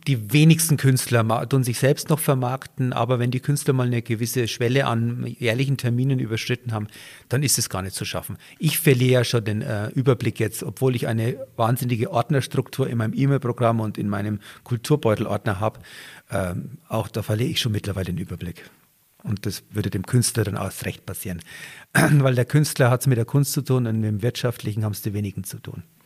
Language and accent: German; Franconia, Bavaria, Germany; accent: Franconian; moved away as an adult; now in Garmisch-Partenkirchen, Germany; Als Franke